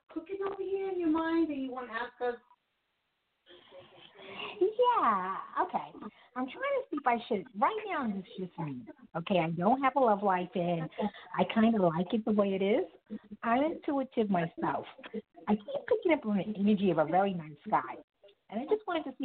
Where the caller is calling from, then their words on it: New York, United States; I'm calling from New York.